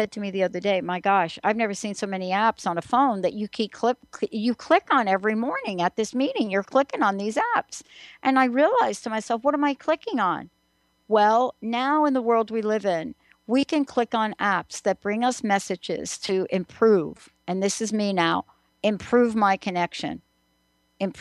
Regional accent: New York, United States; growing up in New York, you know, you have one thing going on right there in the Bronx

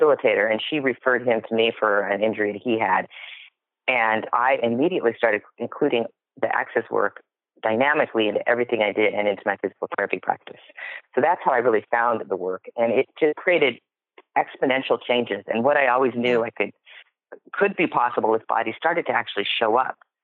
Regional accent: Seattle, Washington, United States; I was born in 1965 in Seattle, Washington. That's where it started. Right here

